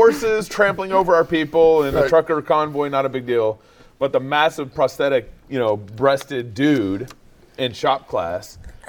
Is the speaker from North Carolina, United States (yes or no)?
no; Texas, United States; growing up in Texas